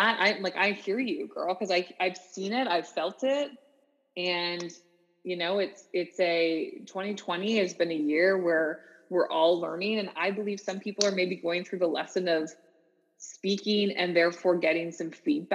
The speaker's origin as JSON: {"language": "English", "country": "Canada", "tie": "born or raised there", "also_born_or_lived": "Orlando, Florida, United States", "moved": "as an adult", "said": "growing up as a Canadian, multicultural, yet I lived in the South. I lived in Orlando, Florida for 4 years"}